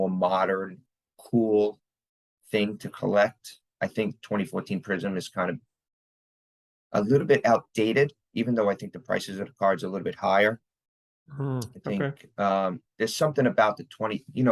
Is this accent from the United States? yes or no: yes; New York City, New York, United States; part of a borough in New York, where I'm from